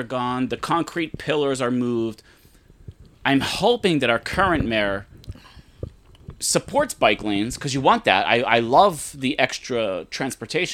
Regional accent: Pittsburgh, Pennsylvania, United States; also born or lived in Brazil; now in Hawaii, United States; I'm from Pittsburgh, Pennsylvania

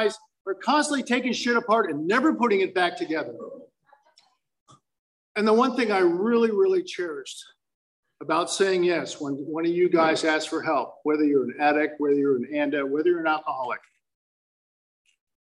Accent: Fountain Valley, California, United States; also born or lived in Palos Verdes, California; I was born in the Badlands of Palos Verdes, and I was raised on the mean streets of Fountain Valley

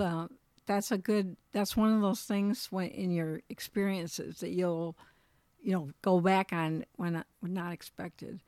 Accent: Michigan, United States; also born or lived in Colorado; we're from Michigan, but we lived in Colorado, moved back to Michigan

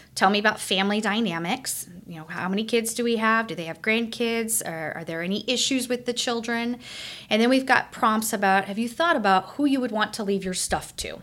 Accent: Kansas City, United States; moved away as an adult; also born or lived in Omaha, Nebraska; now in Springfield, United States; I I grew up in Kansas City. My parents are still in Kansas City

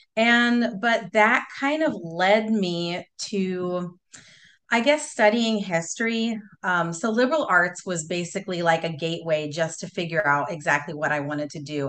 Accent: Southern California, United States; growing up in Southern California, my parents always took us to the beach

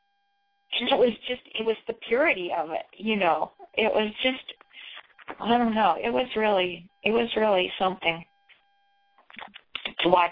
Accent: Indiana, United States; moved away as an adult; also born or lived in California / Colorado; I was from Indiana, like you, and there was not a whole lot of diversity back in the 50s and 60s.

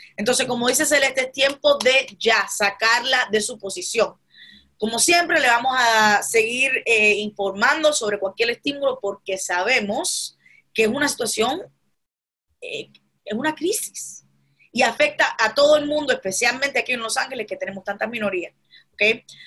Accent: Cuba; now in United States; en Cuba, donde yo nací

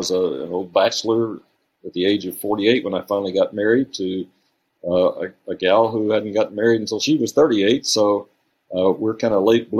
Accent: Oklahoma, United States; also born or lived in Texas / Alabama; I was born in Texas and reared in Oklahoma and Texas and Alabama. My father was a preacher.

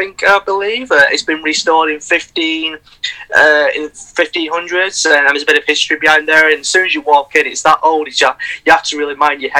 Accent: Bolton, North West England, United Kingdom; I'm from Bolton. That's where I was born.

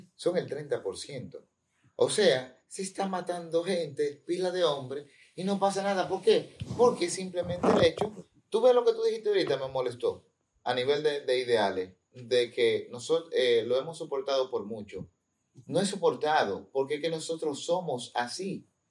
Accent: Dominican Republic; Yo me quedé, como todo dominicano

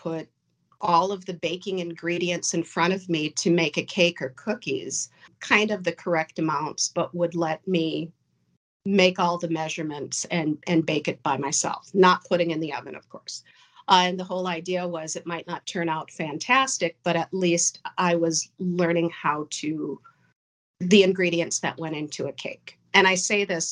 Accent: Crystal, Minnesota, United States; I grew up in Crystal, Minnesota, which is a northwestern suburb of Minneapolis

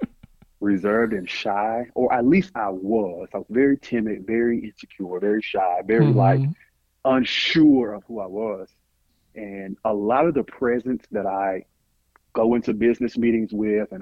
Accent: Nashville, Tennessee, United States; I'm from Nashville

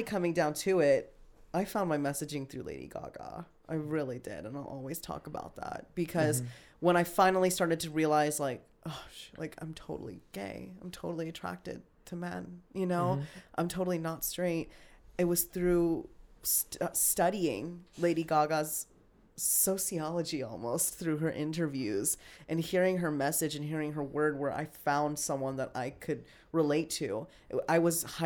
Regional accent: Las Vegas, Nevada, United States; I grew up in Las Vegas

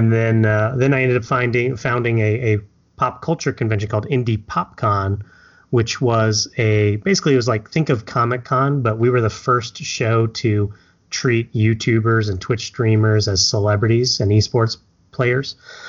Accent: Indianapolis, Indiana, United States; also born or lived in Japan; So, I was actually a Navy brat, so I was born in Japan, but moved over here to the States with my mother while she was in the Navy. So I moved around a lot as a kid. But ultimately, settled here in Indianapolis, which is currently my home

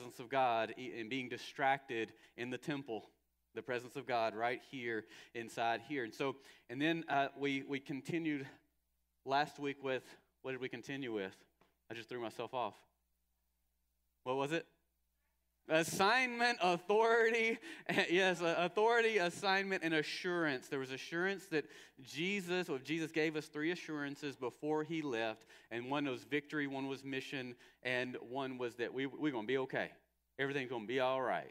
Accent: United States; especially as Americans, but as American Christians

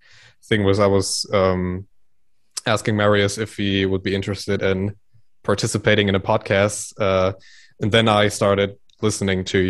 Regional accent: around Münster, Dortmund and Bielefeld, North Rhine-Westphalia, Germany; around the area of Münster, Dortmund, and Bielefeld

